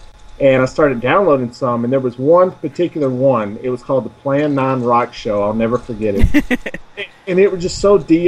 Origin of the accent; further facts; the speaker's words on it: Tennessee, United States; accent: Southern; I am American from the state of Tennessee